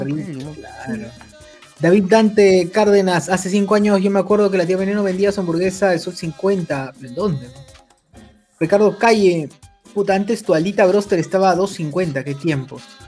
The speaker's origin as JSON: {"language": "Spanish", "country": "Peru", "said": "somos de Perú, Allen. Somos de Perú"}